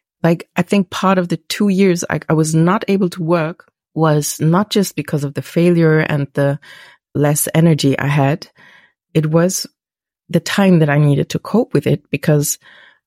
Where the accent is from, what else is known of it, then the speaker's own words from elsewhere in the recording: Germany; English is a second language; I'm from Germany, so my English might be like